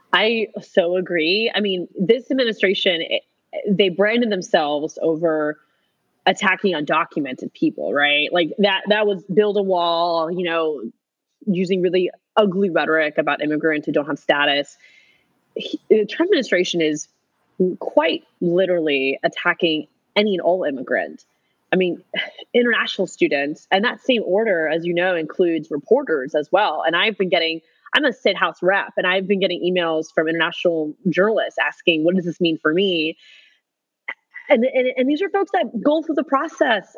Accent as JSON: {"language": "English", "town": "Orlando", "region": "Florida", "country": "United States", "tie": "born or raised there", "said": "I'm born and raised in Orlando. This is my home"}